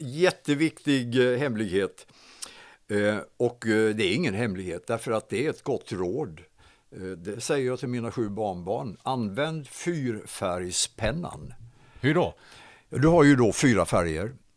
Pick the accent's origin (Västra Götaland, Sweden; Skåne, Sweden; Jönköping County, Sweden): Jönköping County, Sweden; Hovslätt; Jag är uppväxt i, i Hovslätt, i Hovslätts idrottsklubb och Hovslätts BTK